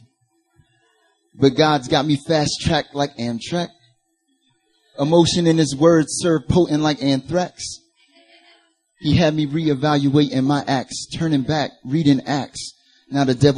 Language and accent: English; North Carolina, United States; accent: Southern; I'm originally from North Carolina